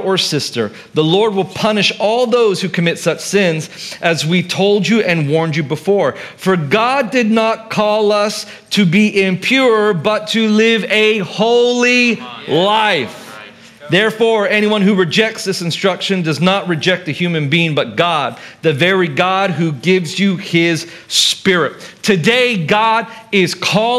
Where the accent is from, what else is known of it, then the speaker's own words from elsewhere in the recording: Philippines; I grew up here in the Philippines, and in Mega Mall